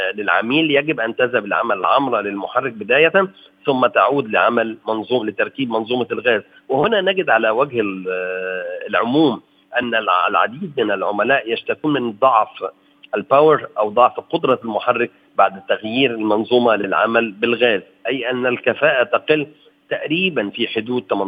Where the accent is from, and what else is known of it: Egypt